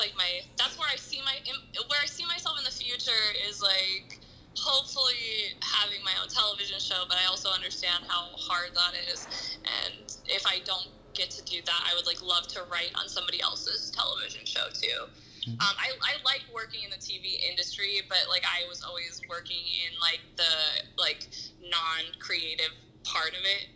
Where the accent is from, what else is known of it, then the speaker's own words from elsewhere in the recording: Asheville, North Carolina, United States; also born or lived in Florida / Georgia / Ohio / Indiana; now in Los Angeles, United States; I moved to LA from Asheville, North Carolina. But I like kind of grew up everywhere. I lived in Florida, Georgia, Ohio, and Indiana, and here.